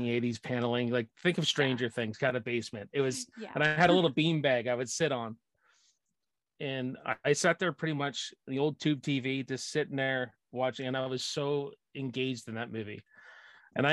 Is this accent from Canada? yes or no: yes; Canada; I'm just a blue collar Canadian boy. I live east of Toronto